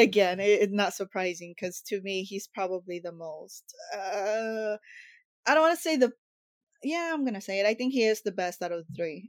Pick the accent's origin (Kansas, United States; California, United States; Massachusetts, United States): California, United States; Los Angeles; takes place in my hometown